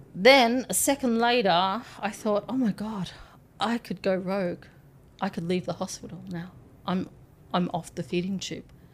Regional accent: Townsville, Queensland, Australia; now in Nepal; I'm from Magnetic Island, which is an island off the coast of Townsville.

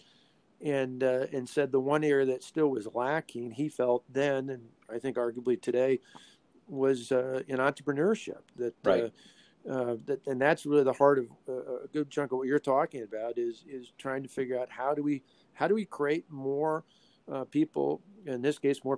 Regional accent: Delavan, Wisconsin, United States; because I came from Delavan

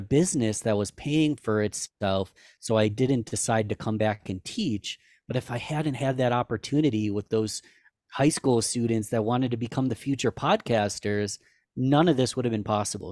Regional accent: Rochester, New York, United States; I was born and raised in Rochester

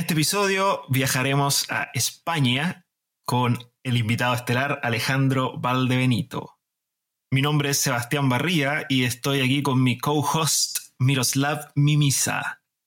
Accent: Chile; Yo también soy chileno

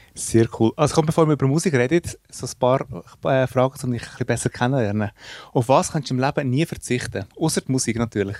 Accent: Switzerland; wir kommen aus der Schweiz

